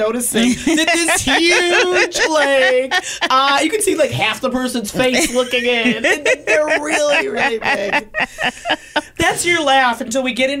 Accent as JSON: {"language": "English", "region": "Michigan", "country": "United States", "moved": "yes", "lives_now": "California, United States", "said": "I'm from Michigan, okay?"}